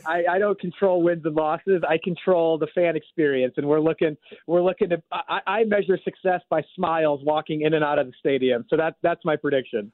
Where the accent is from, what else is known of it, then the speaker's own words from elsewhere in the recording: St. Louis, Missouri, United States; born and raised in St. Louis